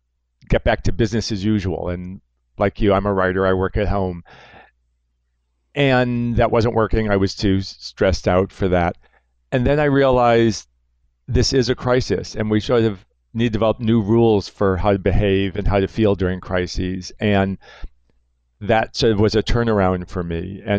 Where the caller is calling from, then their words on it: New York, United States; I'm calling you from New York, what's now the epicenter.